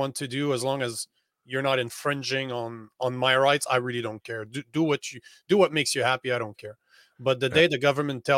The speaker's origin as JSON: {"language": "English", "country": "Canada", "moved": "as an adult", "said": "I'm from Canada"}